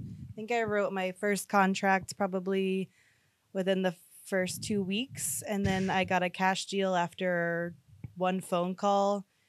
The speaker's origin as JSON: {"language": "English", "town": "St. Augustine", "region": "Florida", "country": "United States", "tie": "born or raised there", "also_born_or_lived": "San Francisco", "moved": "as an adult", "said": "originally from St. Augustine, born and raised, and realized how small of a town it was and wanted to kind of get out, have a little large family as well here. So just kind of made sense to go off to college. So I chose San Francisco and lived there for about 12 years."}